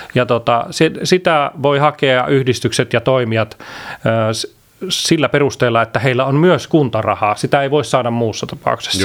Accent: Iisalmi, North Savo, Finland; meillä on Iisalmessa semmoinen, mistä mä oon kotoisin

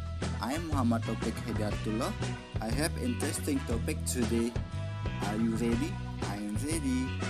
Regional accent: Aikmel, West Nusa Tenggara, Indonesia; English is a second language; the rest of my hometown is Aikmal of East Lombok.

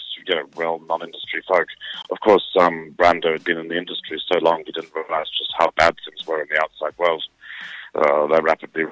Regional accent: South Africa; moved away as an adult; also born or lived in England; I was born in South Africa, fled South Africa at the time of the apartheid era, got political asylum in England

